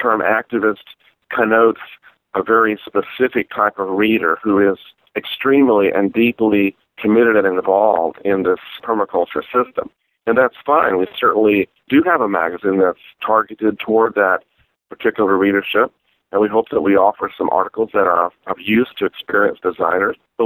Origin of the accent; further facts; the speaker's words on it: Tupelo, Mississippi, United States; moved away as an adult; also born or lived in California; my hometown of Tupelo in Mississippi